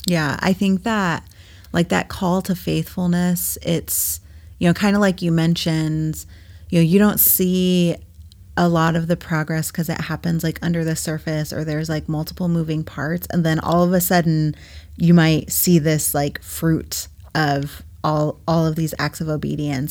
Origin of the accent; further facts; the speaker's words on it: New England, United States; now in Midwest, United States; I'm originally from New England, and I was home a few weeks ago visiting my parents